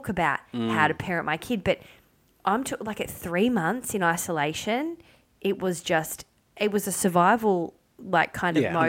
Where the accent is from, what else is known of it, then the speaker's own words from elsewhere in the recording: Melbourne, Victoria, Australia; moved away as an adult; now in Sydney, Australia; I'm from Melbourne